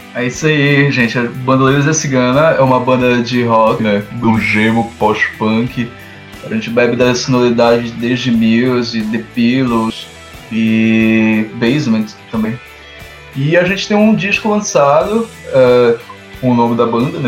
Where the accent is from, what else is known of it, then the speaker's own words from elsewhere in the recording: Ananindeua, Pará, Brazil; eu sou de Ananindeua